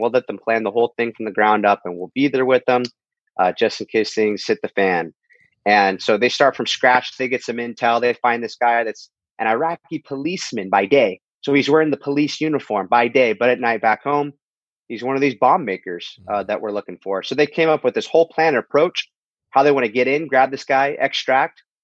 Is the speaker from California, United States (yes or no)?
yes; Huntington Beach, California, United States; my hometown, Huntington Beach, California